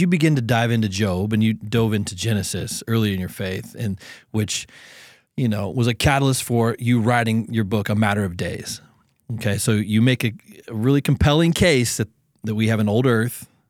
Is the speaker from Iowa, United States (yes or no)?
no; Southern Ohio, United States; I'm from Southern Ohio